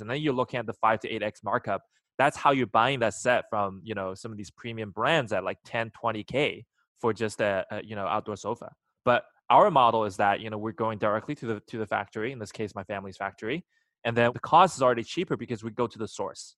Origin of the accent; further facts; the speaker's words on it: China; moved away; I was born in China